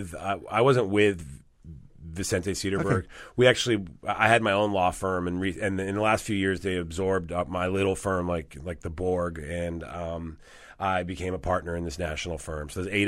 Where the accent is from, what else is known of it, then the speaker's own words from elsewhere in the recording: Rome, Lazio, Italy; moved away; I was born in Italy, yes.